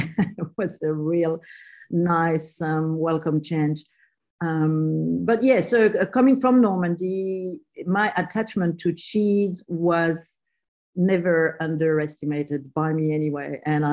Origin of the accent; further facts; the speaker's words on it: South Australia, Australia; Yeah, well, not really, but in my heart, I'm definitely from South Australia. But I landed here in 1994.